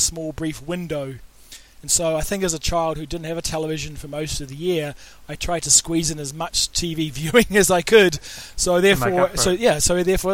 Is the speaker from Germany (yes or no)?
no; New Zealand; As a child growing up in New Zealand